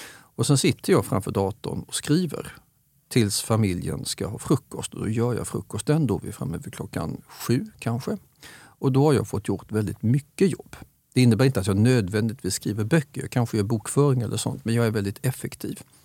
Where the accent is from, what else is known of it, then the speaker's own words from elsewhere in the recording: Staffanstorp, Skåne, Sweden; Jag växte upp i Staffanstorp. Klart jag håller på hembygden.